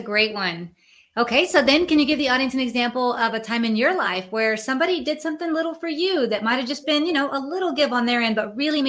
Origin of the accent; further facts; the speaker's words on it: San Antonio, Texas, United States; We're from San Antonio, Texas, and we wrote a book together.